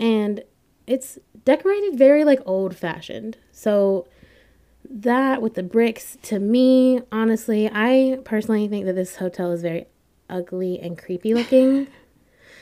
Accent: Winston-Salem, North Carolina, United States; I'm from Winston-Salem

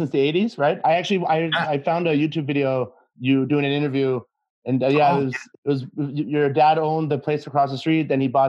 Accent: Ottawa, Ontario, Canada; Yeah, me growing up in Ottawa, and my dad being Italian, and he used to have Cosenza across the street back in the day.

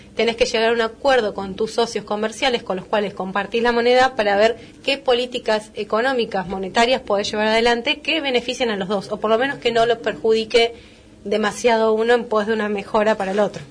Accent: Argentina

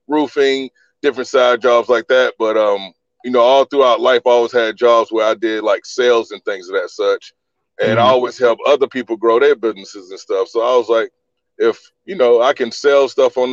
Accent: Orangeburg, South Carolina, United States; moved away as an adult; also born or lived in Columbia, South Carolina / Decatur, Georgia; I was born and raised in South Carolina, Orangeburg originally, and I moved to Columbia in about 2001

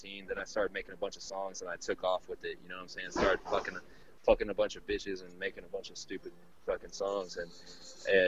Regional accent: Austin, Texas, United States; also born or lived in Nuevo León, Mexico; I've lived in Austin all my life after that.

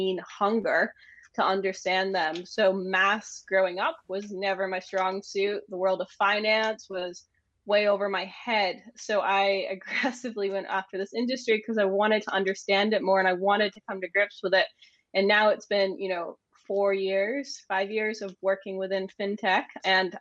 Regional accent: Maine, United States; moved away as an adult; also born or lived in London, United Kingdom; now in Edinburgh, United Kingdom; I'm originally from the United States. I'm from a little place called Maine, but I've been in the UK now since 2013.

